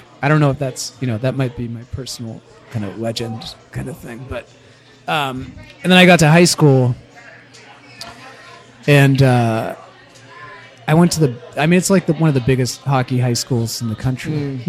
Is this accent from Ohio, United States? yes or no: no; Dorchester, high school in Danvers, Massachusetts kid, United States; I was born in Dorchester. The infamous Dorchester.